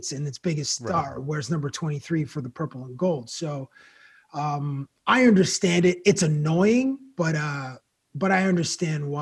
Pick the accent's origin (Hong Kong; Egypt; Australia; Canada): Canada; Toronto, Ontario; I was born in Toronto